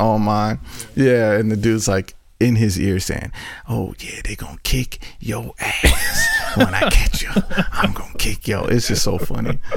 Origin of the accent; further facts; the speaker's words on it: North Carolina, United States; I'm from North Carolina.